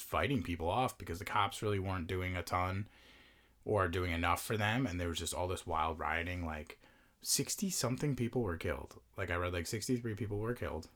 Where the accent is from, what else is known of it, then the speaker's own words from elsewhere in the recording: Long Island, New York, United States; growing up on the island